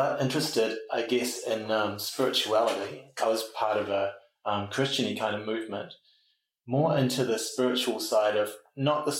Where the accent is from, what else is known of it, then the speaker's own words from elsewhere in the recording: Auckland, New Zealand; Grew up in the North Shore of Auckland